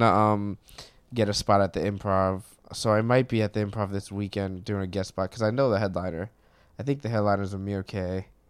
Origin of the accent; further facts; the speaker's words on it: Brevard County, Florida, United States; moved away as an adult; also born or lived in Orlando; I grew up in Brevard County